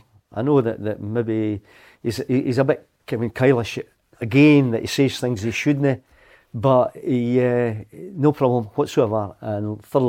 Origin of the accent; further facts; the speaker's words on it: Musselburgh, Scotland, United Kingdom; Well, you know, I was born and brought up in Musselburgh